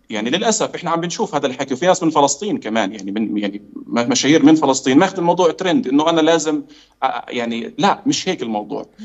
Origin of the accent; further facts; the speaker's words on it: Palestine; فاحنا يعني احنا كفلسطينيين لاول مره بنتعرض لهذا الشيء